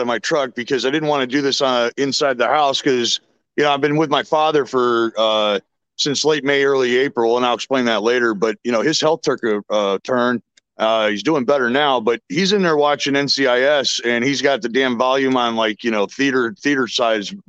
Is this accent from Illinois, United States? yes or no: yes; Chicago, Illinois, United States; I was born and raised right here in Chicagoland area